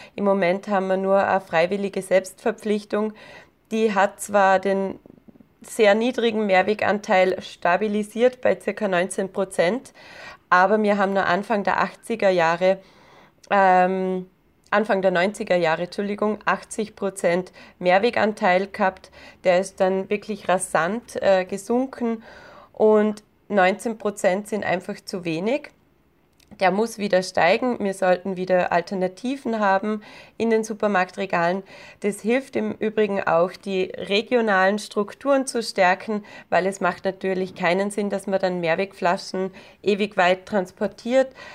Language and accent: German; Austria; Bei uns in Österreich